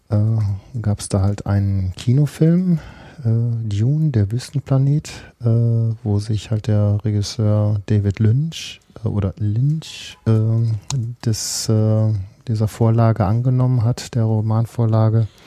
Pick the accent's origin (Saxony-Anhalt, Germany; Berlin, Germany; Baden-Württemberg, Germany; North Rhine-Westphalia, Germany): North Rhine-Westphalia, Germany; Bielefeld; äh, komme aus der Stadt, die es nicht gibt.